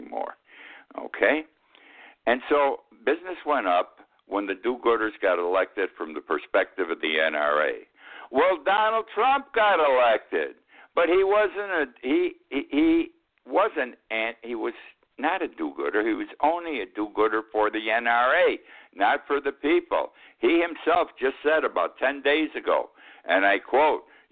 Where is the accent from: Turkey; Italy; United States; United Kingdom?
United States; Utica, New York; now in Key West, United States; 15 miles from my hometown of Utica